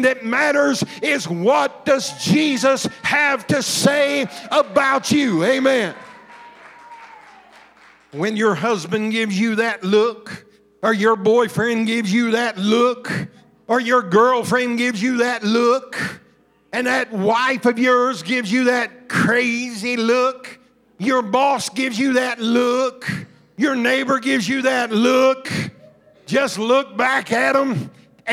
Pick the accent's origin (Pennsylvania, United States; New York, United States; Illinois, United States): Illinois, United States; Southern; also born or lived in Alabama / Georgia; I grew up in Southern Illinois around a bunch of farmers and coal miners